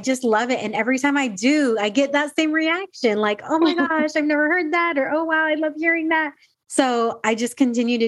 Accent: San Diego, California, United States; also born or lived in Dallas, Texas; I'm originally from San Diego, lived all these places and came back

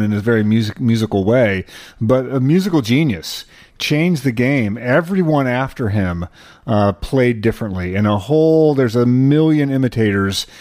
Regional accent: New Mexico, United States; for a kid growing up in New Mexico

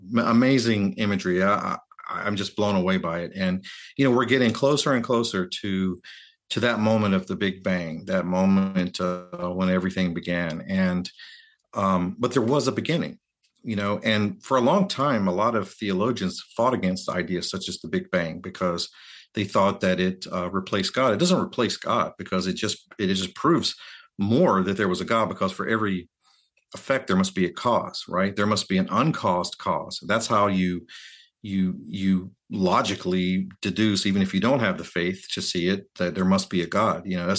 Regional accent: North Carolina, United States; if you're a kid like me growing up in North Carolina, you know, your world is pretty limited, you know, in scope.

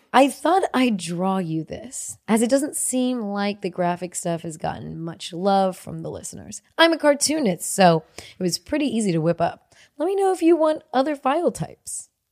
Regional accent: Cupertino, California, United States; moved away; also born or lived in Santa Clara; I'm from Silicon Valley

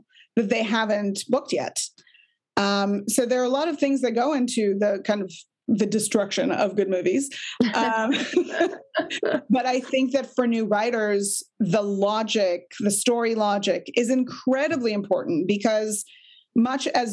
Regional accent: Israel; I'm from Israel

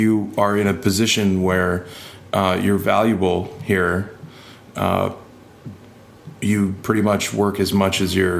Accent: Detroit, Michigan, United States; also born or lived in Chicago / Des Moines / Maryville; Well, I was born in Chicago and then moved to Detroit and lived in like Detroit and surrounding suburbs, Plymouth, Livonia, Northville. And then I went to high school in Des Moines

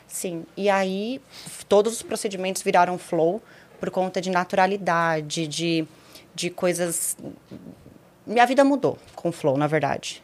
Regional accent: Osasco, São Paulo, Brazil; also born or lived in São José do Rio Preto; Eu nasci em São Paulo, cresci em Osasco.

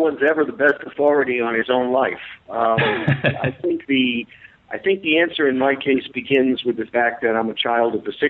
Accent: United States; growing up as an American in those years.

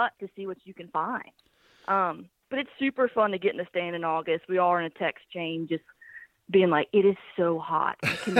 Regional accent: Birmingham, Alabama, United States; now in Nashville, United States; I'm from Birmingham, Alabama, but I live in Nashville, Tennessee.

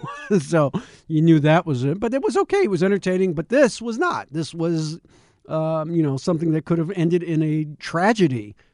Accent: Washington, District of Columbia, United States; I am a DC native. And when I say DC, I don't mean I grew up in, you know, Arlington. grew up in the city, Northeast Washington

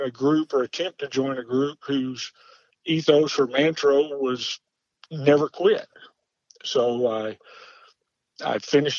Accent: North Georgia, United States; I grew up in North Georgia.

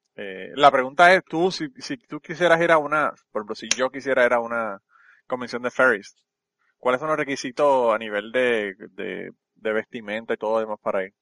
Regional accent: Utuado, Puerto Rico; mi pueblo de Utuado

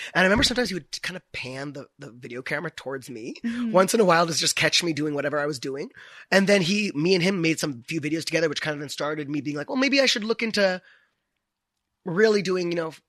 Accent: India; But I never started living as like an actual gay, I'm Indian man.

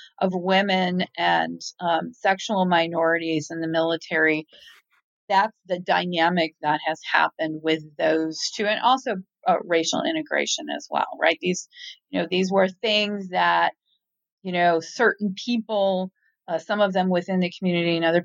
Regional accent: Tacoma, Washington, United States; now in Newport, United States; I'm originally from Tacoma

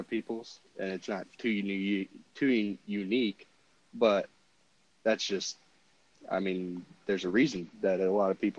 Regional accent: Illinois, United States; We're both from Illinois.

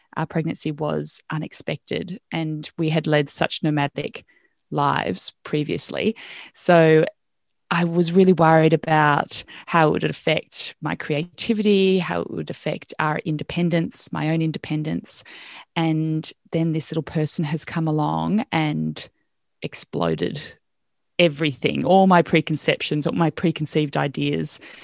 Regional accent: Australia; moved away as an adult; also born or lived in Wales / Botswana / Wanaka, New Zealand / Tamworth, Australia; I could go back as an Australian resident

